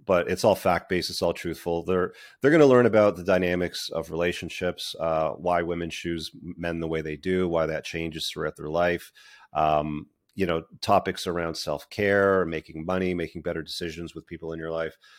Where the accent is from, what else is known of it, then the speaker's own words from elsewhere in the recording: Toronto, Ontario, Canada; also born or lived in United Kingdom; I was born in the U K, but I grew up mostly in the Greater Toronto Area.